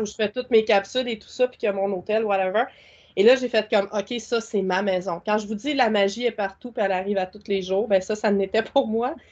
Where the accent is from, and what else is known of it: Quebec, Canada